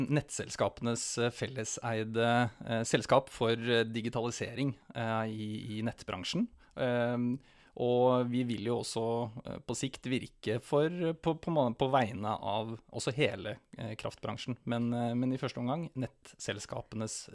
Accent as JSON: {"language": "Norwegian", "town": "Vadsø", "region": "Finnmark", "country": "Norway", "tie": "born or raised there", "said": "Ja, født og oppvokst i Finnmark. Bodd i Vadsø i 13 år."}